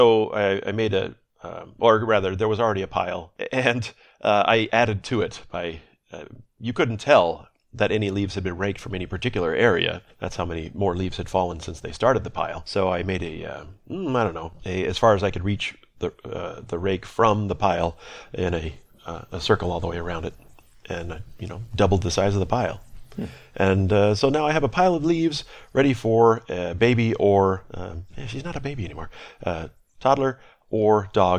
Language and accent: English; California, United States; I'm from Southern California.